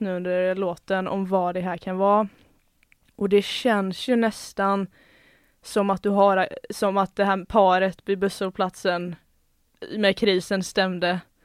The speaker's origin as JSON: {"language": "Swedish", "town": "Gothenburg", "region": "Västra Götaland", "country": "Sweden", "accent": "Gothenburg dialect", "said": "jag kommer från Göteborgstrakten också så förhoppningsvis så speglas det lite i dialekten"}